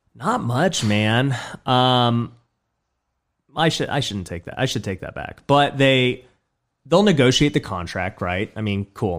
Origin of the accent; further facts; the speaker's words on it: Las Vegas, Nevada, United States; I grew up in Southwest Vegas, so I was born and raised in Vegas